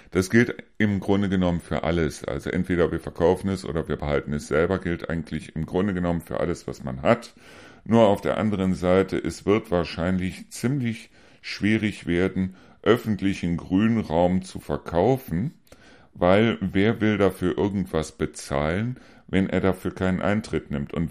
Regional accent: Neuss, North Rhine-Westphalia, Germany; Ich komme selber aus Neuss.

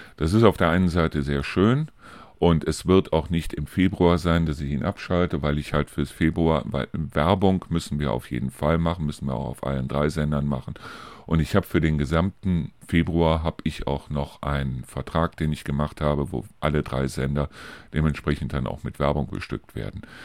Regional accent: Neuss, North Rhine-Westphalia, Germany; now in Hofgeismar, Germany; aus meiner alten Heimat zum Beispiel berichten, aus Neuss

